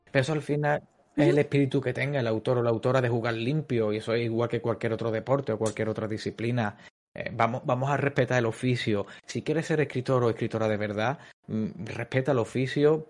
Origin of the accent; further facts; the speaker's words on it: Cádiz, Andalusia, Spain; en la ciudad de Cádiz, que es una ciudad de aquí del sur de España, que es de donde soy yo